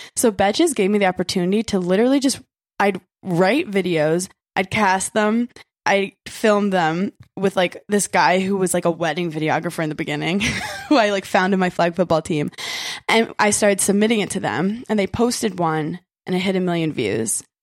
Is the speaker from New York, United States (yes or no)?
yes; New York City, New York, United States; I am a native New Yorker